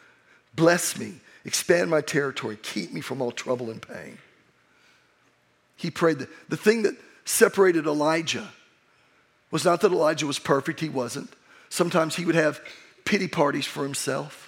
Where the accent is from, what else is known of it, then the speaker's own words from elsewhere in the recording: Oklahoma, United States; I'm from Oklahoma